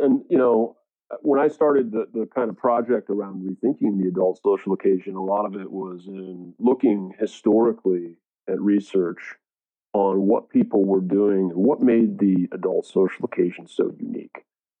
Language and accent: English; East Coast, United States; now in California, United States; I moved to California from the East Coast of America in 2001, 20 years ago, to join the wine industry.